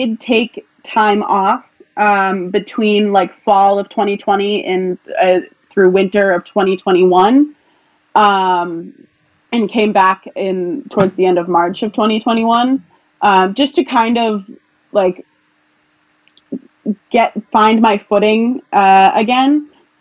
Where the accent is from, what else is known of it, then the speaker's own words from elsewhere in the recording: South Shore, Massachusetts, United States; We're both from South Shore, Massachusetts, so it would be so cool to represent our home